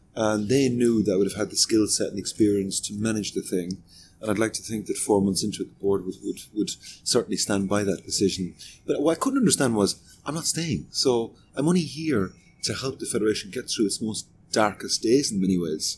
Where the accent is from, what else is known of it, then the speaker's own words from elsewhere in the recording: Limerick, Munster, Ireland; now in Switzerland; I'm from Limerick